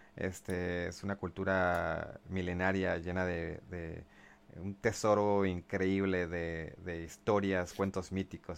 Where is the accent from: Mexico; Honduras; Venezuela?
Mexico; todos como mexicanos